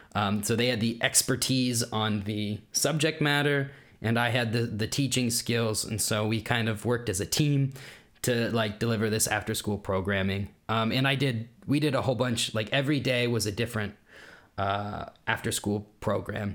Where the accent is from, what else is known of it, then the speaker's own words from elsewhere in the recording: Kansas, United States; accent: American; moved away as an adult; also born or lived in Washington / Berlin, Germany; now in Germany; we had just moved to Kansas. I was born in Washington. Uh, we had just moved to Kansas, where my mom's from